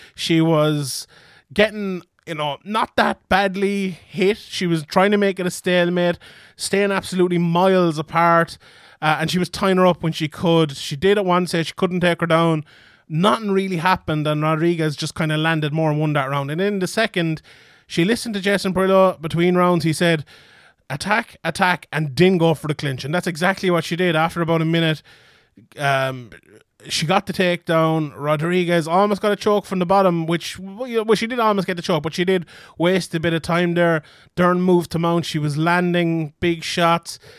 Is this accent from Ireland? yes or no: yes; Ireland; I'm Irish